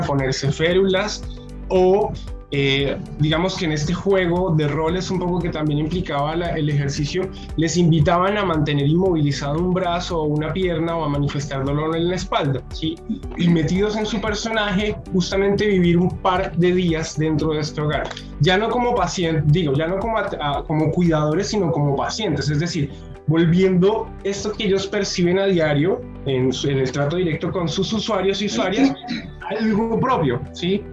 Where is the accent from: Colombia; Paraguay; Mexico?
Colombia; moved away; allí en Colombia, eh, de donde vengo yo